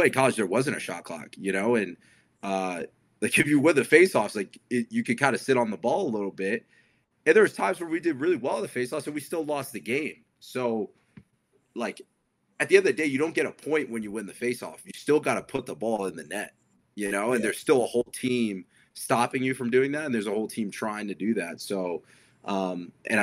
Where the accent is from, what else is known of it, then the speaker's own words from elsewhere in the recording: New Jersey, United States; I grew up in New Jersey